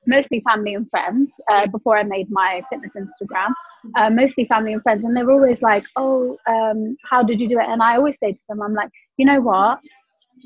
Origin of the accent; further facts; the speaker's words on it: West Midlands, United Kingdom; I'm from the West Midlands.